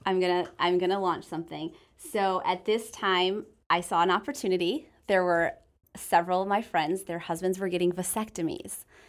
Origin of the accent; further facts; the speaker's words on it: Michigan, United States; moved away as an adult; also born or lived in the western US; born and raised in Michigan, uh, moved out west, lived out west for seven years